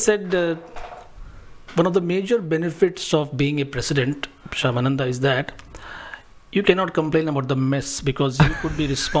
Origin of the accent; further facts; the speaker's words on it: Mumbai, Maharashtra, India; So Mumbai is one of the major cities of India. I was born and brought up in Mumbai.